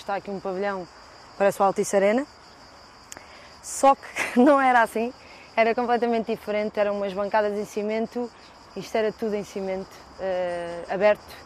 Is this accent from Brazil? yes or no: no; Lisbon, Portugal; Eu tenho muito orgulho no bairro onde, onde eu nasci e cresci